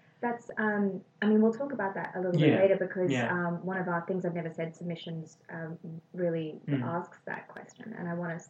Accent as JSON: {"language": "English", "country": "South Africa", "said": "I came from South Africa, and it's still very Western. It's still it was still a British colony"}